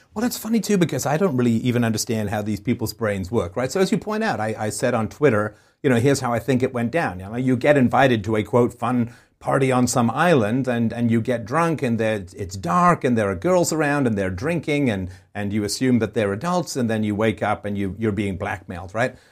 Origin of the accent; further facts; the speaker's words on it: England, United Kingdom; moved away; I grew up in England.